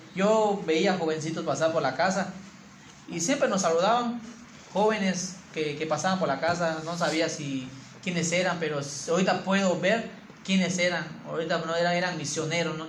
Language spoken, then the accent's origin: Spanish; Campeche, Mexico; originario de Campeche